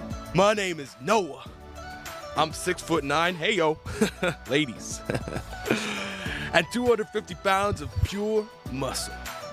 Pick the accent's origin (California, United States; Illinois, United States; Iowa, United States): Illinois, United States; Bellevue; from Bellevue, Illinois.